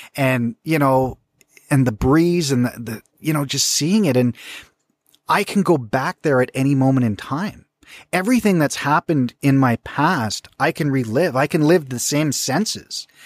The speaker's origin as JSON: {"language": "English", "region": "British Columbia", "country": "Canada", "tie": "born or raised there", "said": "growing up in British Columbia"}